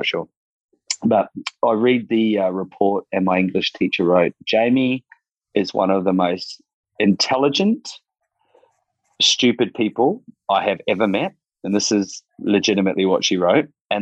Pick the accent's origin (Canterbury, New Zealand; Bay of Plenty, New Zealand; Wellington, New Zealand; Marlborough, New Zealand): Bay of Plenty, New Zealand; Rotorua; moved away as an adult; now in Sunshine Coast, Australia; growing up in Rotorua was a little bit tough